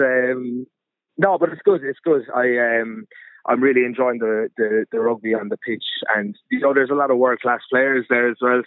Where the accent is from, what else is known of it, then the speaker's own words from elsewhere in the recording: Munster, Ireland; moved away as an adult; now in France; I grew up in Ireland. I grew up wanting to play for Munster